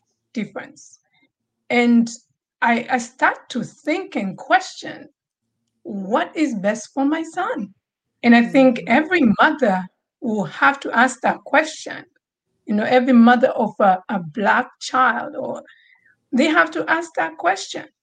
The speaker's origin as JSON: {"language": "English", "country": "Tanzania", "tie": "born or raised there", "moved": "yes", "said": "growing up in Tanzania"}